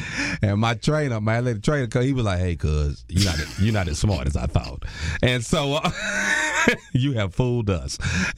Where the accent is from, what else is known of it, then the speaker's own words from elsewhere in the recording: Houston, Texas, United States; also born or lived in Missouri City, Texas; So initially, I grew up in Fourth Ward.